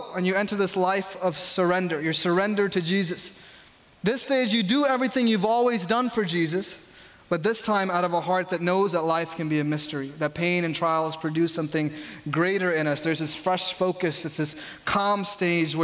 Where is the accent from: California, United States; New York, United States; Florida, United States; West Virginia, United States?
New York, United States; I grew up in New York